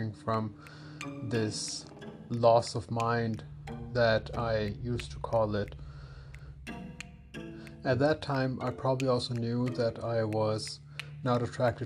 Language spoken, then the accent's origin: English; Denmark; I have Pakistani parents and I grew up in Denmark, where I was also born